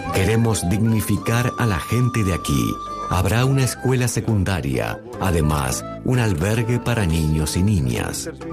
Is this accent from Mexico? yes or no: no; Barcelona, Catalonia, Spain; moved away as an adult; now in Bangladesh; soy de Barcelona, España